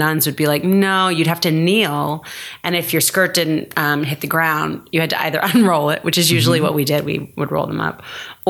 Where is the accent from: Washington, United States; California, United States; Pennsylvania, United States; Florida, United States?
California, United States; San Francisco; born there; So I was born in San Francisco. I was born at Stanford Hospital.